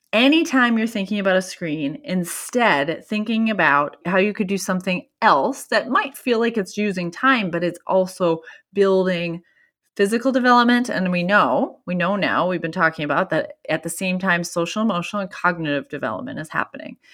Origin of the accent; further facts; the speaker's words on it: Minnesota, United States; I'm from Minnesota